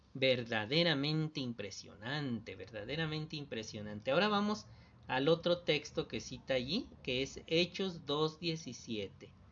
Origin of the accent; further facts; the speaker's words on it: Isla, Veracruz, Mexico; Tenía como 5 años de ser publicador. Allá en Isla Veracruz